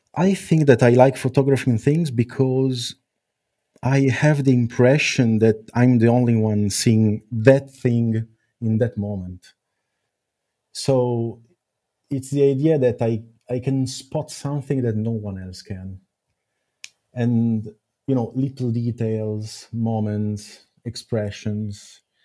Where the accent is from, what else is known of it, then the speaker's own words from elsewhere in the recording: Milan, Lombardy, Italy; it all started in Milan, my, my own my, my hometown